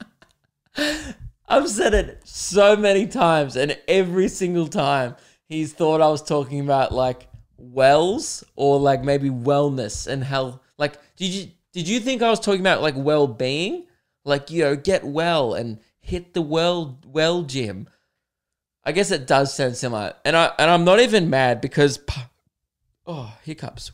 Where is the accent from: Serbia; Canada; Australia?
Australia; Adelaide, South Australia; I was born in Adelaide